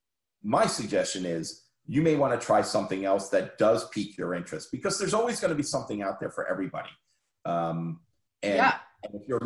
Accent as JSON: {"language": "English", "region": "New Jersey", "country": "United States", "tie": "born or raised there", "said": "I grew up in New Jersey"}